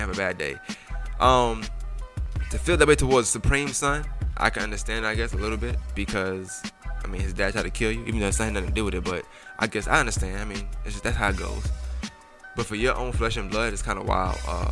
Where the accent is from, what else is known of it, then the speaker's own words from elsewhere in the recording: New York City, New York, United States; I always tell you I'm from Brooklyn. I'm from Bushwick.